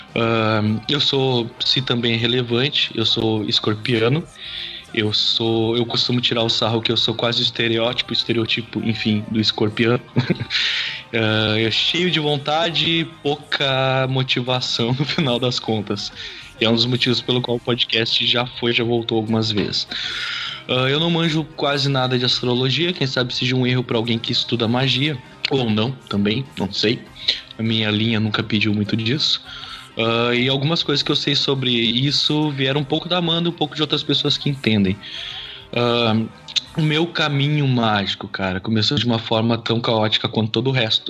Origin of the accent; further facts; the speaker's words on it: Taquara, Rio Grande do Sul, Brazil; now in Três Coroas, Brazil; Eu sou natural de Taquara, no Rio Grande do Sul